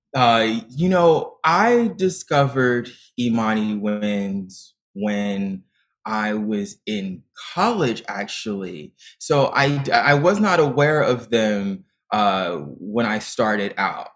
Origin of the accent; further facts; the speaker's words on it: Dayton, Ohio, United States; moved away; I auditioned for the performing arts high school in my hometown of Dayton, Ohio